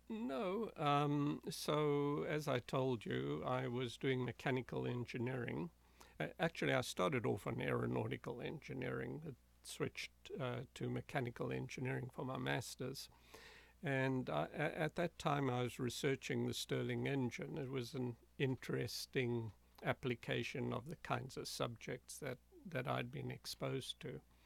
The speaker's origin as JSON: {"language": "English", "country": "South Africa", "tie": "born or raised there", "moved": "yes", "said": "I grew up in South Africa. That's where I was born in a small rural town uh, about 80 miles from Johannesburg"}